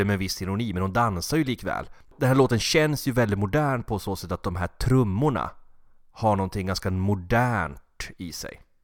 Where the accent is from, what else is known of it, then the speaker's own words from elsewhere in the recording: Norrbotten County, Sweden; jag är från Norrbotten